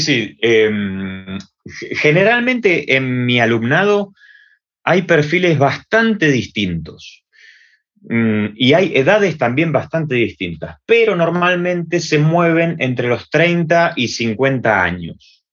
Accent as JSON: {"language": "Spanish", "region": "Buenos Aires", "country": "Argentina", "tie": "born or raised there", "accent": "Argentine", "moved": "as an adult", "lives_now": "Valencia, Spain", "said": "mi acento es argentino, así que para las personas que estén escuchando van a notar una diferencia entre el acento español de aquí de España y el acento argentino eh, de Buenos Aires, de donde he nacido yo"}